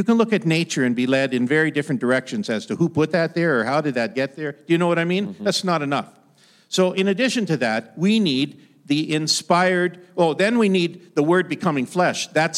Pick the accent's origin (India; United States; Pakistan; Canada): Canada; Ottawa Valley; I grew up in the Canadian Shield. If you travel the Ottawa Valley, it's the land of the great pine tree.